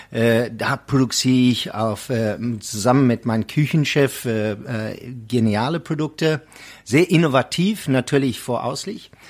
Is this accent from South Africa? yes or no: yes; Eastern Cape, South Africa; first language Xhosa; German is a second language; … ist äh, ursprünglich von Südafrika, wo ich herstamme, aus der Transkei, da wo Nelson Mandela kommt und ich spreche der Sprache äh, Yatete Gan Amakosa. Kosa heißt der Sprache